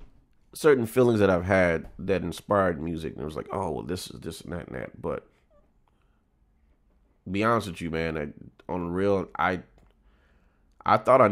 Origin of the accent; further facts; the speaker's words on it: Tallahassee, Florida, United States; Well, because … and I'm from Tallahassee.